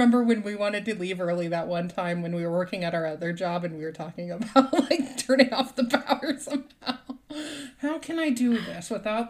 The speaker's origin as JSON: {"language": "English", "region": "Nebraska", "country": "United States", "also_born_or_lived": "Kansas", "said": "And I'm from Nebraska and like Kansas area. So I'm used to winters, but like the wind off the lake is just so freaking bitter cold."}